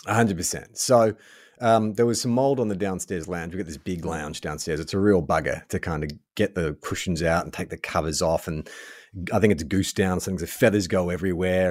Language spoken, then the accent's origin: English; Melbourne, Victoria, Australia; moved away; born and raised in Melbourne